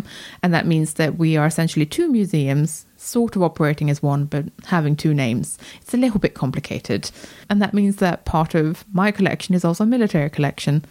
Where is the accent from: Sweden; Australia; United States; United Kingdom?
Sweden; moved away; I was born in Sweden.